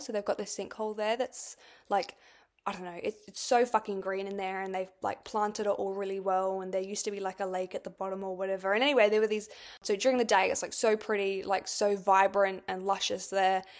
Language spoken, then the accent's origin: English; Australia; I'm from Australia